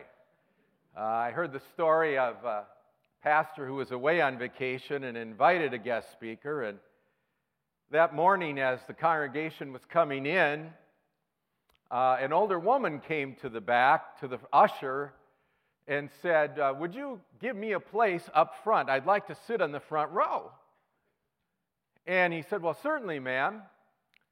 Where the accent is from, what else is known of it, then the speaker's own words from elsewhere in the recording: Richfield, Minnesota, United States; moved away as an adult; now in Chicago, United States; I'm from Chicago now, but I was raised in Richfield. Grew up here in Minnesota